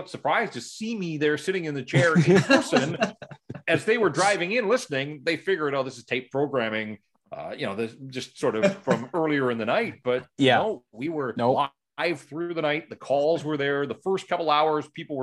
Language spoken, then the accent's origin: English; North Vancouver, British Columbia, Canada; also born or lived in Kamloops; Born and raised in North Vancouver, and really outside of the 6 years that I spent in Kamloops, I have lived in the Lower Mainland